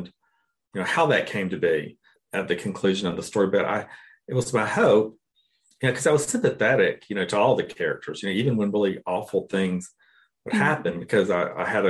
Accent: Cairo, Georgia, United States; growing up in Cairo, Georgia, I don't know that I ever encountered anyone that spoke a second language

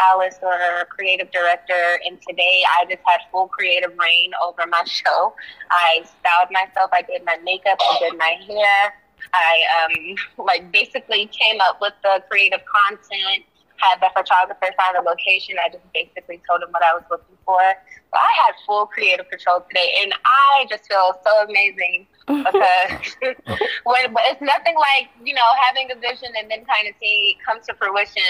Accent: Charlotte, North Carolina, United States; also born or lived in Pennsylvania; now in Atlanta, United States; I lived in Charlotte. That's where I say that I'm from because I went to middle school and high school there

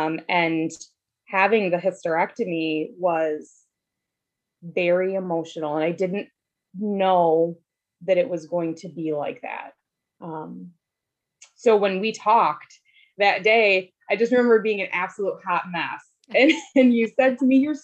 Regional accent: Wisconsin, United States; I was born and raised in Wisconsin

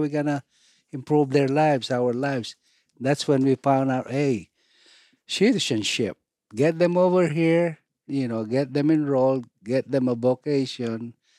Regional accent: Philippines; moved away as an adult; now in United States

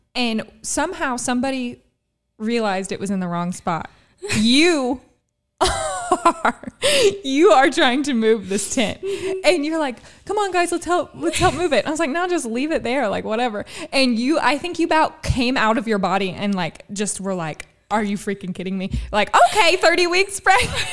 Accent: Gallatin County, Illinois, United States; also born or lived in Albion, Illinois; I am from Gallatin County.

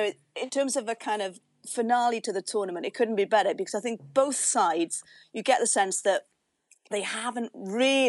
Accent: Llwynypia, Wales, United Kingdom; accent: broad Rhondda; also born or lived in Oxford; I grew up in Rhondda Fawr in a place called Lloyn y Pier

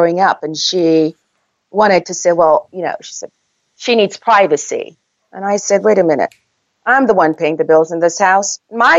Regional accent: Jamaica; accent: Jamaican; moved away; I'm from Jamaica

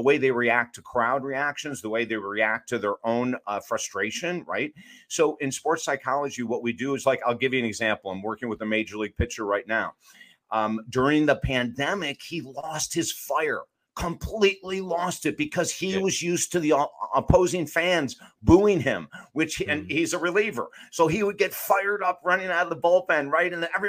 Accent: Syracuse, New York, United States; also born or lived in Utica; We grew up in Syracuse and Utica, New York, which is central New York.

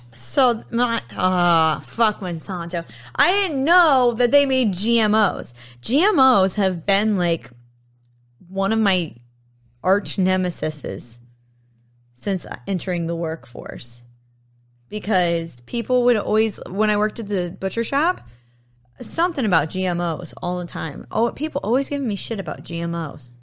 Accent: United States; As an American

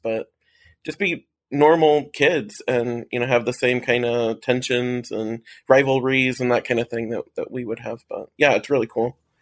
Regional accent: Ohio, United States; now in Arizona, United States; I'm from Ohio originally

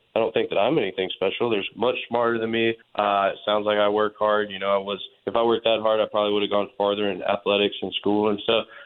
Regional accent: Dallas, Texas, United States; growing up in Dallas, but spending a lot of time in West Texas on a family property

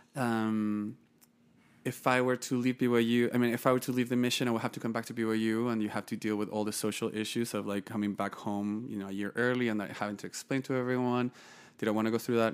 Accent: northern Chile, Chile; moved away; also born or lived in Santiago, Chile / Utah County, United States; I was born and raised in Chile. Um, born in Santiago, moved to the north of the country when I was fifteen days old with my parents

